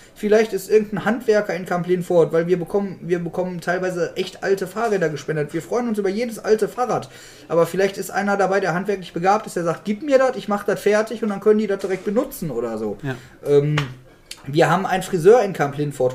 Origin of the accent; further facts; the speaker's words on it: Germany; uns Deutschen